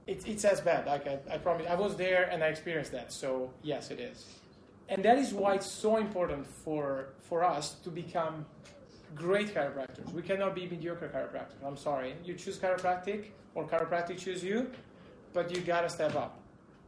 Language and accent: English; Italy; also born or lived in Spain; I'm from Italy